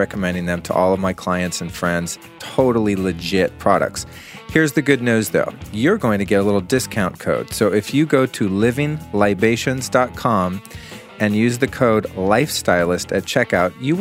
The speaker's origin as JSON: {"language": "English", "town": "Aspen", "region": "Colorado", "country": "United States", "tie": "born or raised there", "moved": "yes", "said": "lovely Aspen, Colorado. That's right, my hometown, the town in which I was conceived many moons ago"}